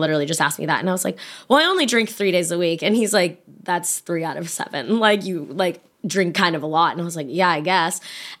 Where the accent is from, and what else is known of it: Virginia, United States